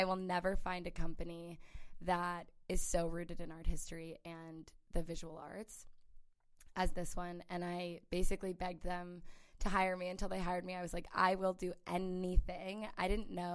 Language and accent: English; St. Louis, Missouri, United States; moved away as an adult; also born or lived in California / New York; now in Los Angeles, United States; I grew up in St. Louis, Missouri